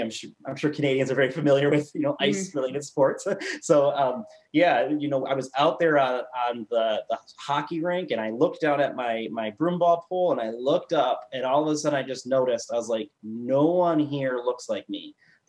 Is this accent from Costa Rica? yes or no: yes; Costa Rica; moved away; also born or lived in Grand Rapids, Michigan, United States; I grew up in Costa Rica, and then was brought to Grand Rapids, Michigan, where, you know, I was brought from that sort of international context to a very predominantly Caucasian context.